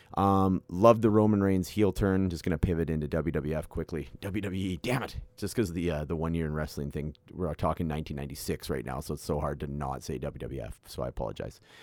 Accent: Canada; being a Canadian myself

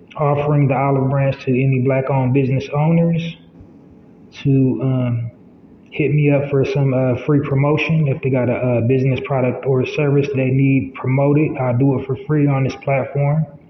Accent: United States; I am an American black man

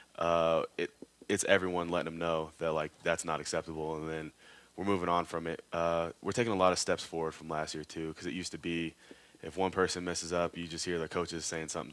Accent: Missouri, United States; moved away; I'm from Missouri

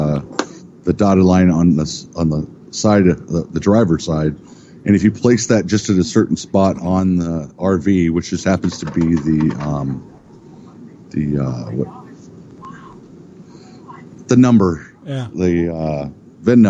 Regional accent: Iowa, United States; moved away; also born or lived in Seattle, Washington; I'm originally from Iowa

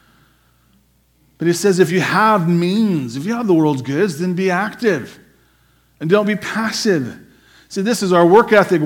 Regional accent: United States

